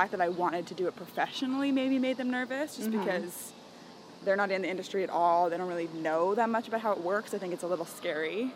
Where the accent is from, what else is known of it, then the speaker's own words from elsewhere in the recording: San Francisco, California, United States; I'm from San Francisco